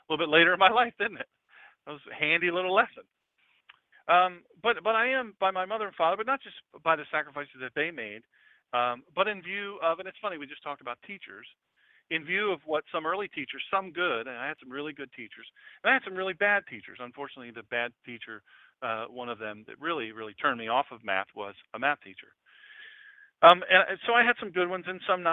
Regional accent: Love Creek, Delaware, United States; I was from Love Creek down Route 24, which is now John J. Williams Highway

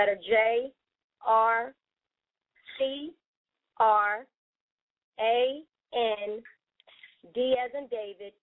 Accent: Philadelphia, Pennsylvania, United States; now in North Carolina, United States; I'm originally from Philadelphia

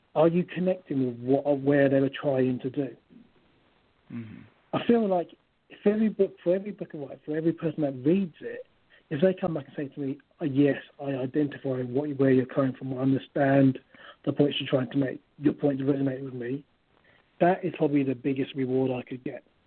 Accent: London, United Kingdom; also born or lived in Kent / Nigeria; I was born in London. I'm from, my origin is Nigeria. Mm-hmm. And I grew up in East London, spent some time in Kent.

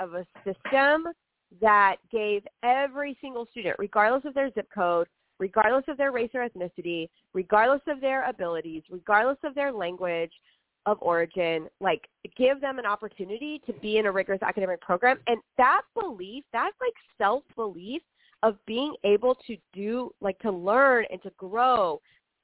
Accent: Rio Grande Valley, Texas, United States; now in Houston, United States; I grew up in the Rio Grande Valley, and I grew up in an area, rural Texas

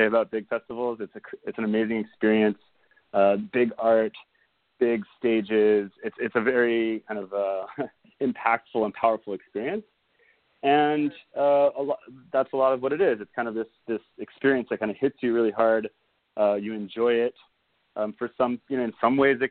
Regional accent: Israel; now in United States; I grew up in Israel

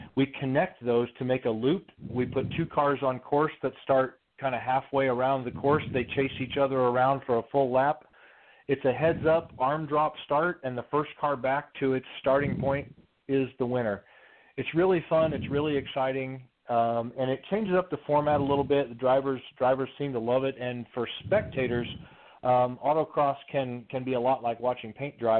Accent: Midwest, United States; Growing up, I grew up in the Midwest

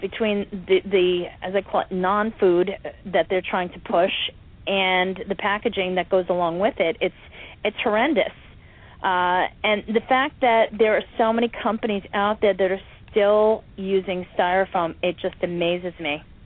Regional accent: United States; I'm an American

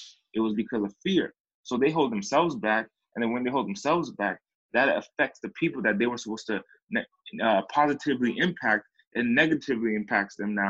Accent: East Coast, United States; now in California, United States; I came from California. I mean, I came from the East Coast, had a bunch of success, and then I dipped down in my trajectory.

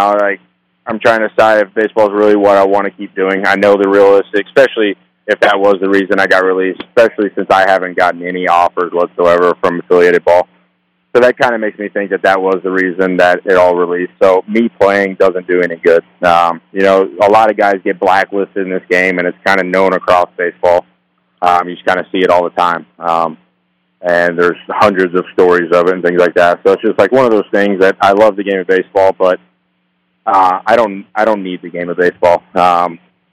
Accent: Pryor, Oklahoma, United States; I grew up in Pryor, Oklahoma

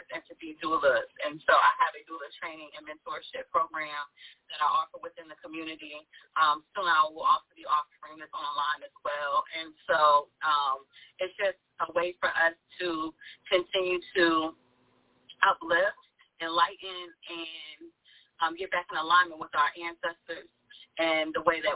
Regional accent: Virginia, United States; moved away as an adult; now in North Carolina, United States; I'm from Virginia, and so I'm in the Hampton Roads area

